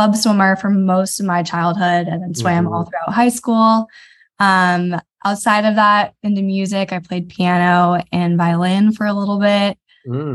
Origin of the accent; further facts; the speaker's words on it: Ladera Ranch, California, United States; Originally from Orange County, in a town called Ladera Ranch